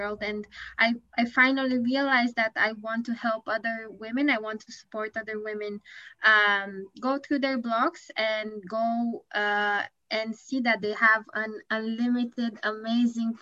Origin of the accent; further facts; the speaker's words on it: Bucharest, Romania; moved away as an adult; now in Tokyo, Japan; I live in Japan, but I'm originally from Bucharest, Romania